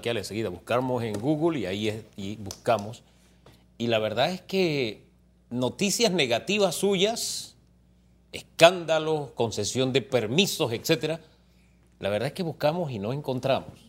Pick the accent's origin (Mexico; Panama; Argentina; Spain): Panama; somos todos los panameños